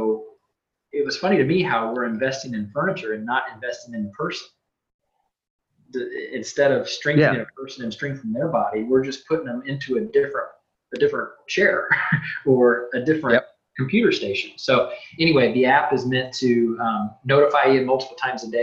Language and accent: English; Centralia, United States; growing up in Centralia, there was definitely from whether it was parents or grandparents, we were reminded regularly to correct our posture